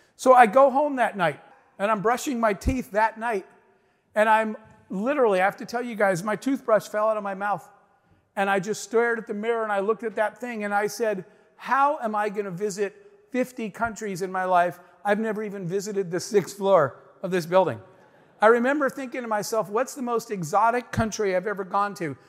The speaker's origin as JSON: {"language": "English", "region": "Arizona", "country": "United States", "tie": "born or raised there", "said": "I grew up in the Arizona desert, in the middle of nowhere, a single mom with four kids"}